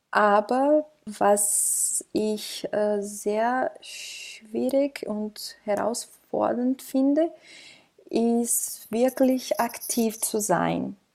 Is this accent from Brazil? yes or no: yes; Brazil; now in Austria; Ich komme aus Brasilien. Ich lebe hier in Europa seit drei Jahren